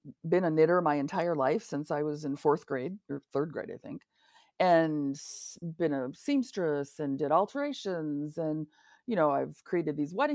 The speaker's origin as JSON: {"language": "English", "country": "United States", "said": "we Americans"}